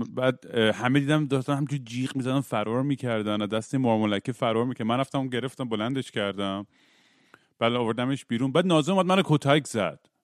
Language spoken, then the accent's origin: Persian; Iran; moved away; توی بچگیام توی دبیرستان تو ایران